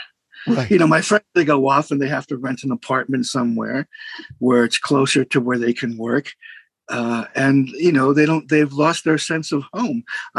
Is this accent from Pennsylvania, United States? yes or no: yes; Pittsburgh, Pennsylvania, United States; Pittsburgh, Pennsylvania. And I'm still in the house I was born and raised in, this house.